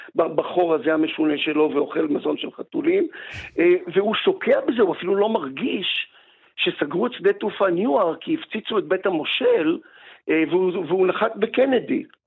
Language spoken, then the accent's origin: Hebrew; Israel; המקום הזה שאני נולדתי בו ואבא שלי נולד בו